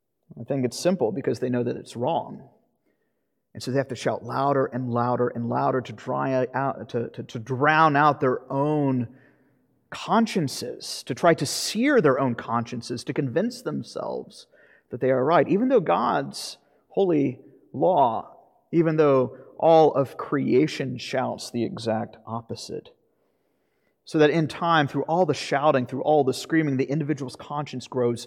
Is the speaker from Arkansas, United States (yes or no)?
no; Florida, United States; But I grew up in Florida.